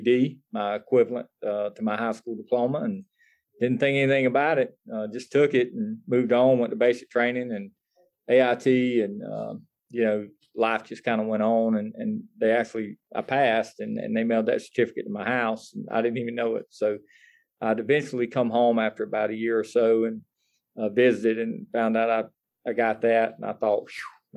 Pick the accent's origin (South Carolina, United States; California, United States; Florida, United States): South Carolina, United States; Greenville County; I was born and raised here in Greenville County